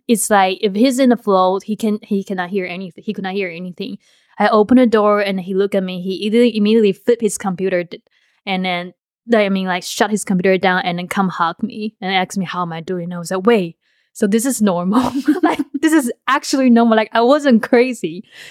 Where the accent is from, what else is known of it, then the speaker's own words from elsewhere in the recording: Taiwan; moved away; in Taiwan, the way I grew up